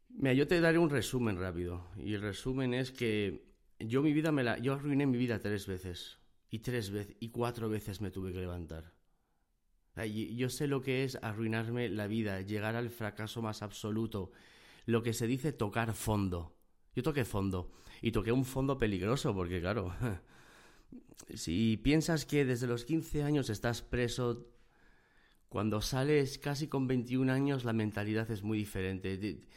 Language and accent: Spanish; Gijón, Asturias, Spain; born there; moved away as an adult; Y estaba en Gijón, Gijón, Asturias, es donde yo nací. Es una zona del norte de España, es una zona costera, tiene playas, muy bonito, el tiempo no acompaña